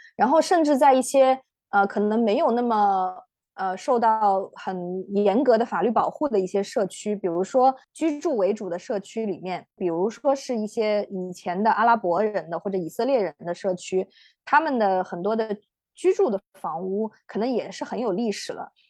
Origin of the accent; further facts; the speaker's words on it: China; 我们中国人的成长记忆里面是有一个很，呃，就是可能是我这一代人啊，有一个很深刻的一段阶段，就是一个，呃，农业社会